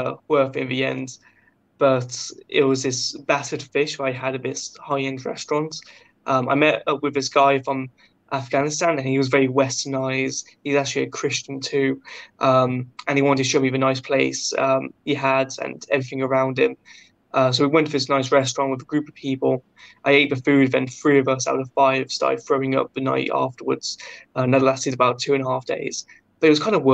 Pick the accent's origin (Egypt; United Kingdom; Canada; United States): United Kingdom; I was British